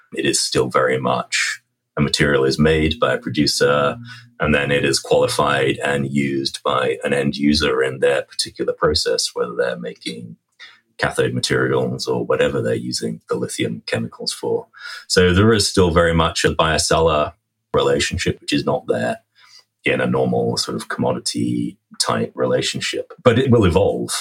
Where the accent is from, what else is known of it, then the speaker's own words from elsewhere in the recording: England, United Kingdom; moved away as an adult; now in Vancouver, Canada; I am an Englishman by birth